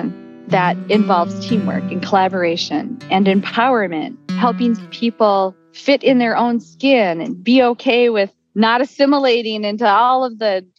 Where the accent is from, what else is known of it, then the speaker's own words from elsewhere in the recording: Bois Forte Nation, northern Minnesota, United States; also born or lived in Duluth, Minnesota; I am from the Boys Fort Nation in northern Minnesota